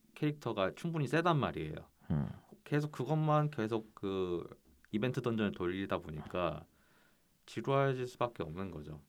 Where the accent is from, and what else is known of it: South Korea